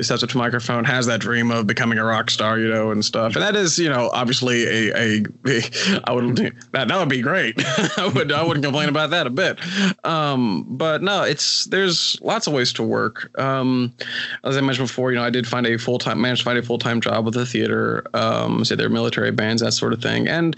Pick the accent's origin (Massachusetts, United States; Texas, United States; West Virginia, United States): West Virginia, United States; here in my home state of West Virginia